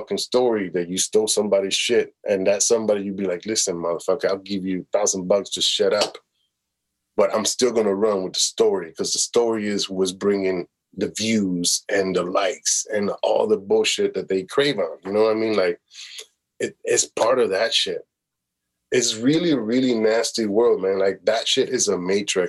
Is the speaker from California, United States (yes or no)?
no; Chicago, Illinois, United States; moved away as an adult; also born or lived in Toronto, Canada; now in Los Angeles, United States; I was that kid from Chicago